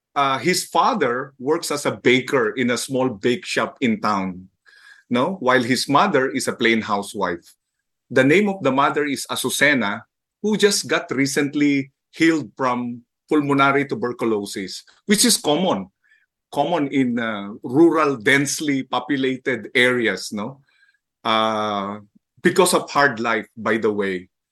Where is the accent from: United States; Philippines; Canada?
Philippines; Manila, Metro Manila; I was born and raised in Manila, and I grew up in the slums of San Andres